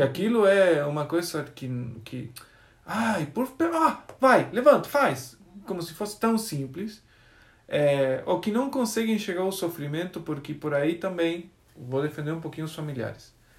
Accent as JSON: {"language": "Portuguese", "country": "Argentina", "tie": "born or raised there", "second_language": "Portuguese", "moved": "as an adult", "said": "Eu sou argentino, nasci na Argentina. Tem uma universidade adventista lá. E eu nasci no povoadinho que rodeia a universidade"}